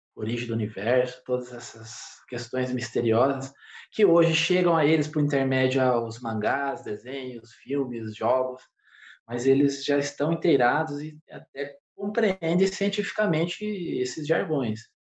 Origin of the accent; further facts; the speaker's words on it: Paraibuna, São Paulo, Brazil; moved away as an adult; also born or lived in São José dos Campos / Guaratinguetá; eu nasci em São José, mas eu fui criado em uma cidade vizinha de São José dos Campos chamada Paraibuna